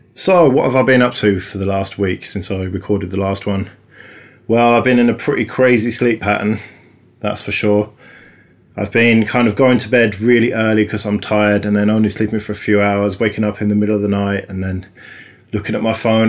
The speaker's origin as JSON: {"language": "English", "country": "United Kingdom", "said": "us Brits"}